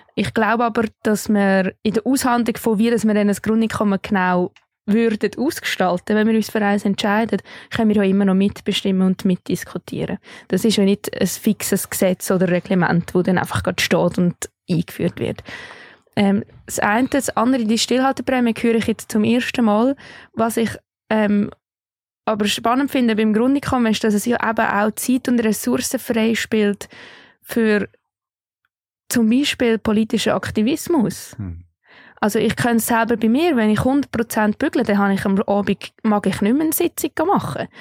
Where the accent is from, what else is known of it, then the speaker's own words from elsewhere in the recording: Switzerland; hier bei uns in der Schweiz